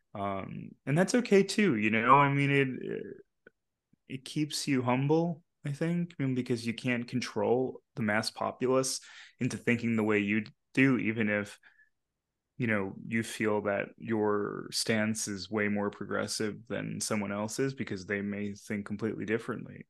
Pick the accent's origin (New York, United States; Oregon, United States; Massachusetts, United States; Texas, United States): New York, United States; Long Island; also born or lived in Bronx, New York / Queens, New York; where I grew up on Long Island